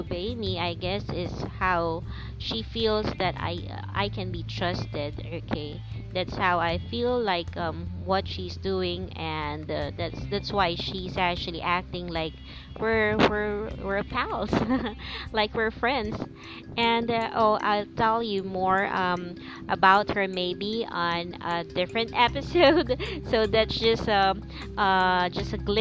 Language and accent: English; Philippines; English is a second language; I'm a Filipino